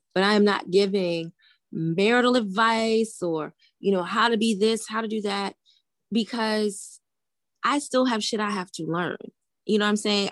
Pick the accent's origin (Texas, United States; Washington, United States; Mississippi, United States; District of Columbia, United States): District of Columbia, United States; Washington; also born or lived in Greensboro, North Carolina; when I came home from Bennett, I worked at the one at Howard, um, on Georgia Avenue